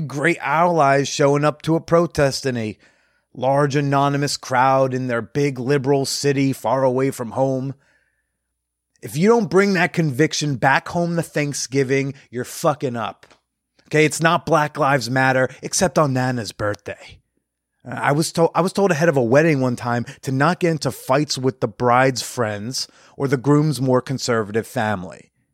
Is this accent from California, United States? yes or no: no; Bergen County, New Jersey, United States; being from Bergen County, New Jersey